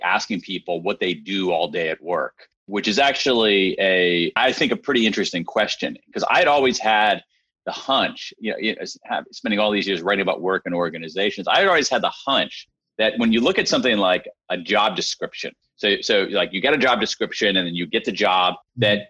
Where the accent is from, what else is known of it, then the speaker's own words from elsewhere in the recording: Central Ohio, United States; I grew up in Central Ohio